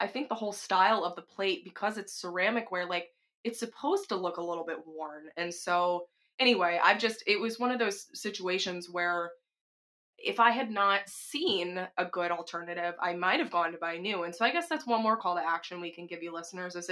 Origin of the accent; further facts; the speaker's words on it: the South, United States; I'm from the South